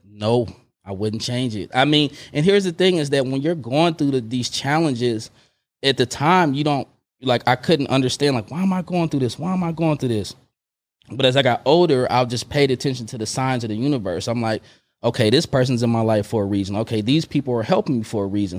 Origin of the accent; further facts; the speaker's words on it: Oakland, California, United States; moved away as an adult; also born or lived in Long Beach / Emeryville; when I moved back from Long Beach to Oakland